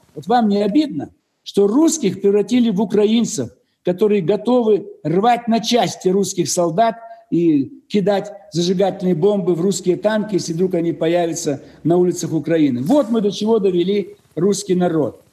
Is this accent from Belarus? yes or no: yes; Belarus; now in Moscow, Russia; Я родом из Беларуси, живу в России, в Москве